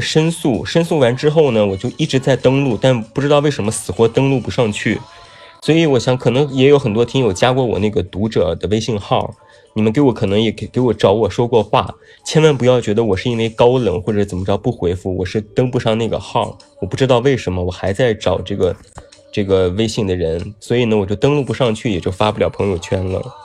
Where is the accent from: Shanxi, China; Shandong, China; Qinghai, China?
Shanxi, China; Taiyuan; now in Beijing, China; 我是山西人，太原人，对，我大太原的